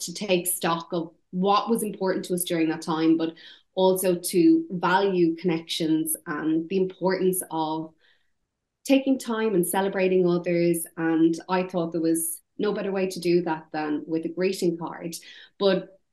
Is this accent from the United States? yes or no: no; Ireland; accent: Irish; now in United Kingdom; my Irish accent